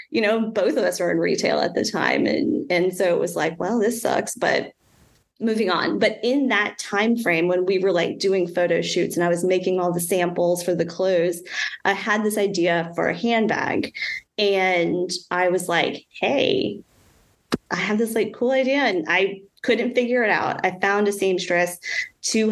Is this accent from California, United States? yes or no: no; North Shore of New Orleans, Louisiana, United States; also born or lived in North Carolina; I grew up on the North Shore of New Orleans. And I mean, I was born in New Orleans, but, you know, grew up on the North Shore